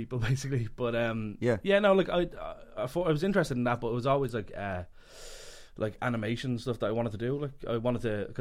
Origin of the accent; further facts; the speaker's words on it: Dublin, Leinster, Ireland; I grew up and born and raised in Pierce House. So Pear Street